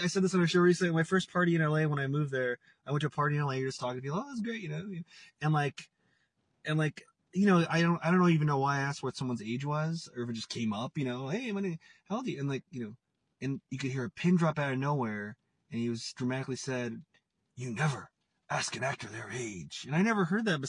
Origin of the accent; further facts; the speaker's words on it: Portland, Oregon, United States; now in Los Angeles, United States; I'm from Portland, Oregon, and I'm in Portland, Oregon right now.